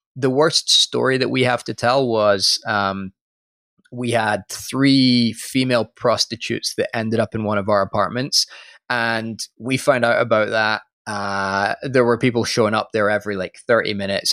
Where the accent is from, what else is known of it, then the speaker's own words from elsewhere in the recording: Scotland, United Kingdom; moved away; I am from Scotland originally